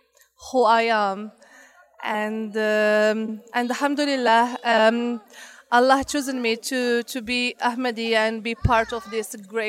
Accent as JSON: {"language": "English", "country": "Morocco", "moved": "yes", "lives_now": "United Kingdom", "said": "I am from Morocco, living in UK."}